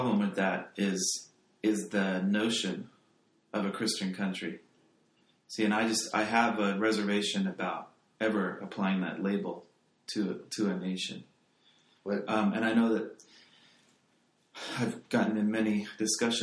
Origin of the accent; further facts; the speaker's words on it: England, United Kingdom; I come from England